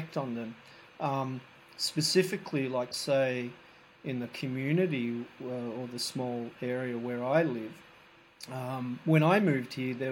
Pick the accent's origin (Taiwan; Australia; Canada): Australia; now in Bangkok, Thailand; As an Australian living in Thailand